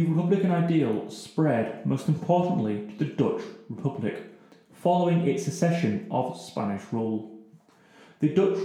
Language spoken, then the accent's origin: English; England, United Kingdom; being English